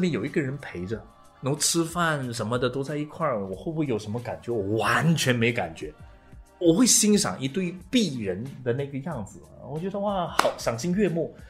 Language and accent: Chinese; Malaysia; 我是马来西亚人啊。